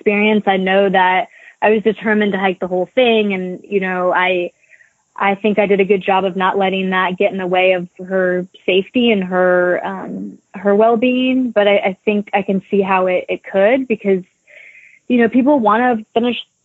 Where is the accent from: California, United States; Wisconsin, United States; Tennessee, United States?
Tennessee, United States; Nashville; also born or lived in Appalachians; I'm from Nashville